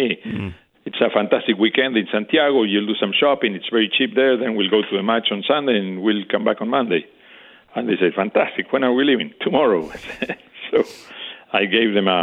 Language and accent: English; Montevideo, Uruguay; I was born, bred, and educated in Montevideo, Uruguay